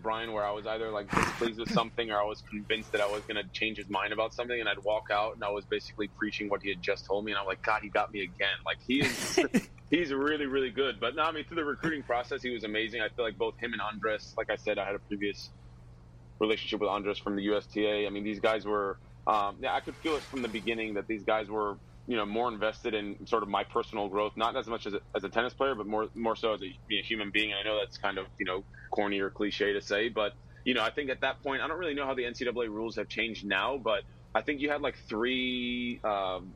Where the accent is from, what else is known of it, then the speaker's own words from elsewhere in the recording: Virginia, United States; I was from Virginia